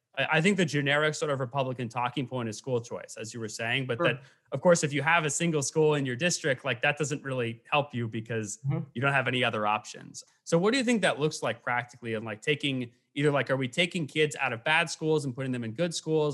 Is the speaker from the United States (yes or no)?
yes; Portland, Oregon, United States; growing up in the Portland area